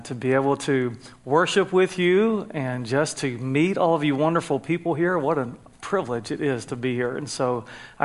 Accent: North Carolina, United States; accent: Southern; moved away as an adult; also born or lived in Jacksonville, Florida; now in California, United States; When I was 2 years old, we moved up to North Carolina, and that's where I grew up, acquired this Southern accent that will not leave me

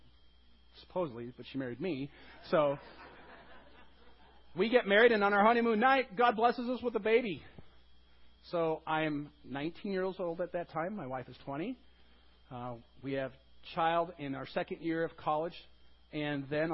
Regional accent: Bay City, Michigan, United States; moved away; also born or lived in San Diego, California; I grew up in a small town called Bay City, Michigan

